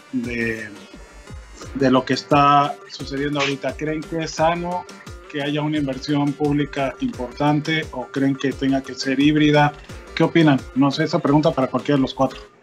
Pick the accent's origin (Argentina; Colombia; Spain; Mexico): Mexico